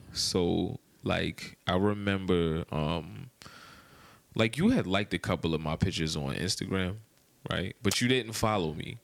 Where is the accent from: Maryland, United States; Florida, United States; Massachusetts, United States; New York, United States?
Maryland, United States; moved away as an adult; also born or lived in Washington, D.C.; now in Atlanta, United States; I'm from Maryland